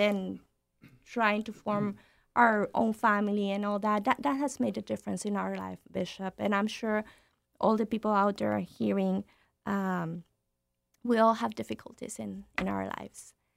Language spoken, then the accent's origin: English; Nuevo Laredo, Tamaulipas, Mexico; moved away; I'm from Nuevo Laredo. I grew up in Nuevo Laredo.